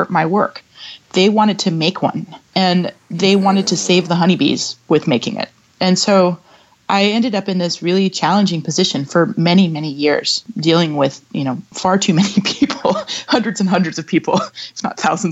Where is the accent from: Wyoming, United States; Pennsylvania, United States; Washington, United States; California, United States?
Washington, United States; Seattle; moved away as an adult; also born or lived in New York City; I moved to my hometown to begin working on the first project from New York City to Seattle